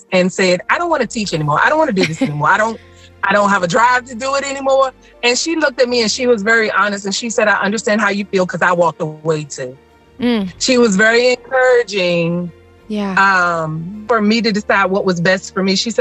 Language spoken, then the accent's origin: English; Smithfield, Virginia, United States; now in Williamsburg, United States; I am originally from Smithfield, Virginia, but now I live in Williamsburg.